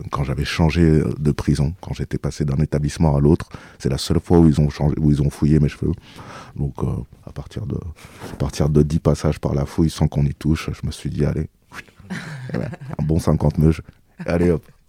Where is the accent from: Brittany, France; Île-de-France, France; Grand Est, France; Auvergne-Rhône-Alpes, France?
Île-de-France, France; Ozoir-la-Ferrière; je viens d'Ozoir-la-Ferrière où j'ai grandi en Île-de-France